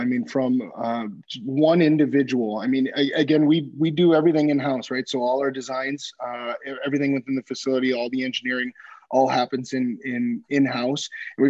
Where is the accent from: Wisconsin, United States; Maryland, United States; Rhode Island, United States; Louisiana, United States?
Wisconsin, United States; Eagle River; also born or lived in Minneapolis, Minnesota; growing up outside of Minneapolis. Minnesota hockey state, right? And grew up in northern Wisconsin then. And what an awesome spot to grow up. Small town, Eagle River, Wisconsin is a hockey town of Wisconsin. So I happened to move from Minnesota to the hockey